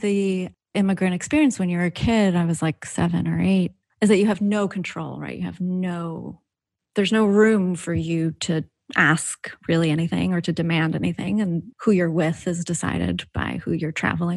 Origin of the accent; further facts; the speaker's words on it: New York City, New York, United States; I'm an immigrant. I grew up in Queens